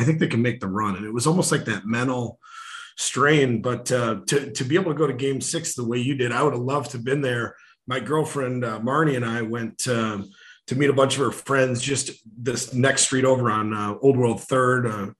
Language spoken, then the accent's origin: English; Milwaukee, Wisconsin, United States; also born or lived in Detroit, Michigan / Chicago, Illinois; My parents were born and raised in Flint, Michigan, and then I was born in Detroit, but just lived there a couple of years, got to Chicago, but moved to Milwaukee when I was middle of grade school.